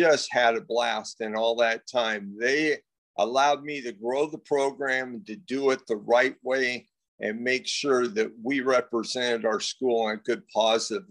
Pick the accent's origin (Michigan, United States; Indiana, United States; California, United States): California, United States; Pico Rivera; I grew up in Pico Rivera, California, about 20 minutes outside of Los Angeles